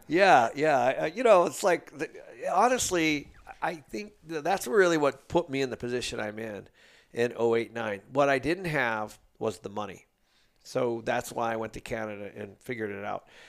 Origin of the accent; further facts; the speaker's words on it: Seattle, Washington, United States; I grew up in Seattle